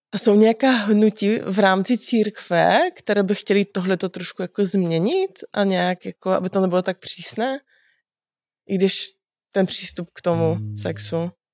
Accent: Cieszyn Silesia, Silesian Voivodeship, Poland; now in Czech Republic; Já jsem zrovna z Těšinského Slezska

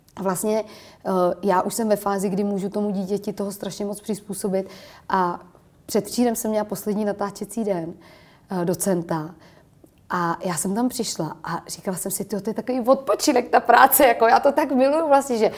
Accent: Prague, Czechia; já jsem do té doby v podstatě jezdila u nás v Čakovicích na kole a měla jsem takový hodně dětský dětství

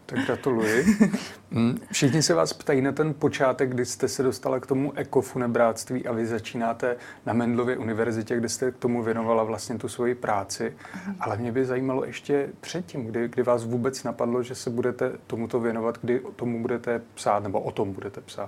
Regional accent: native village near Znojmo, South Moravian Region, Czechia; moji rodnou Vízku z Nojmo

